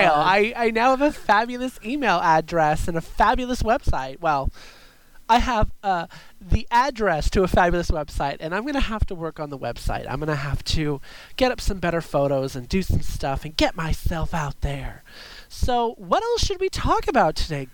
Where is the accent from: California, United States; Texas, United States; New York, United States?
California, United States; I am from California